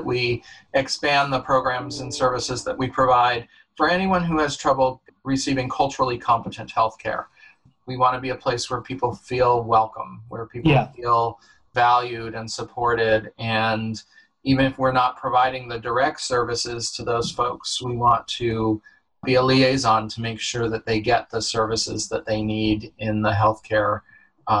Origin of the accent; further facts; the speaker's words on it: Dutchess County, New York, United States; also born or lived in California / Los Angeles / Connecticut; now in New Haven, United States; I grew up in Dutchess County, New York